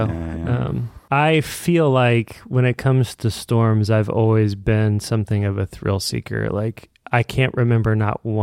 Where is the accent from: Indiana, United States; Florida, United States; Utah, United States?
Indiana, United States; Evansville; I'm from Evansville, Indiana. We've had some pretty devastating tornadoes down that way.